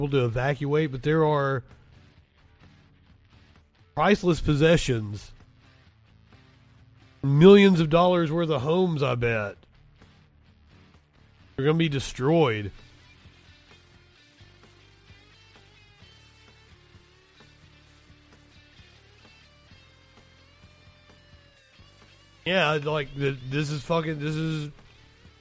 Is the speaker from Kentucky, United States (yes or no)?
yes; Kentucky, United States; I'm from Kentucky